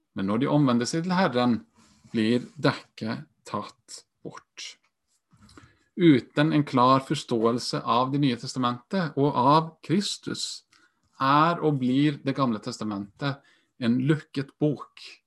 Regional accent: Iceland; moved away as an adult; also born or lived in Sweden; now in Norway; Jeg er halvt islandsk også, født og oppvokst.

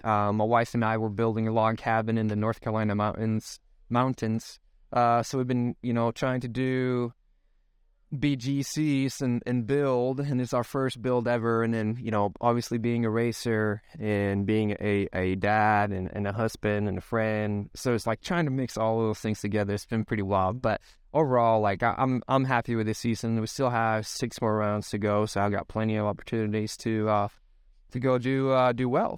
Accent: Sweden; moved away as an adult; now in United States; I'm born and raised in Sweden, the country

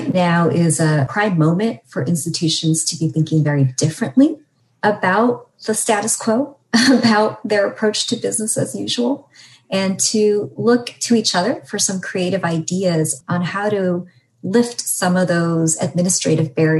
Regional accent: California, United States; as a Californian

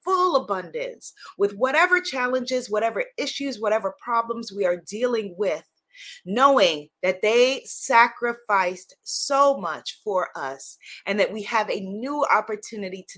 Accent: New York, United States; as a New Yorker

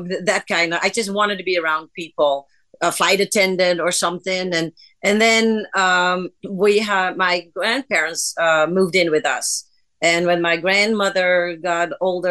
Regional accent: Amsterdam, North Holland, Netherlands; moved away as an adult; now in United States; I was born in the Netherlands, in Amsterdam

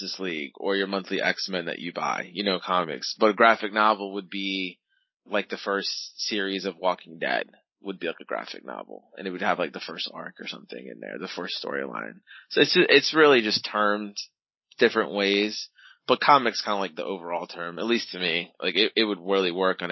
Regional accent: Virginia, United States; also born or lived in New York; I live in Virginia. I grew up in New York and moved here when I was about 10, I guess. So I'm more Virginian than New York

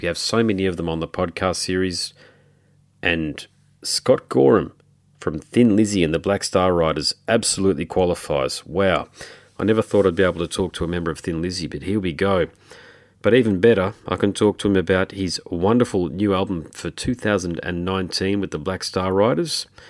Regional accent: Australia; I'm Australian

